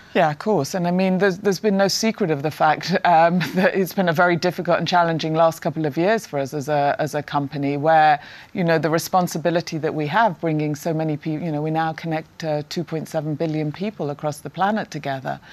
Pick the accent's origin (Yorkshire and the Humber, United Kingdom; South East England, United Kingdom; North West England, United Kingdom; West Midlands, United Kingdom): North West England, United Kingdom; Prestwich; I grew up in the north of England uh, in Prestwich, Manchester